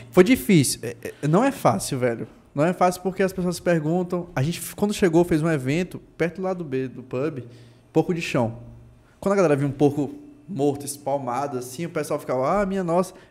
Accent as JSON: {"language": "Portuguese", "town": "Itabuna", "region": "Bahia", "country": "Brazil", "tie": "born or raised there", "said": "ela é de Tabuna, sul da Bahia, do interior, tá lá, a hamburgueria é de lá, porra eu, minha cidade, pô, nasci aqui"}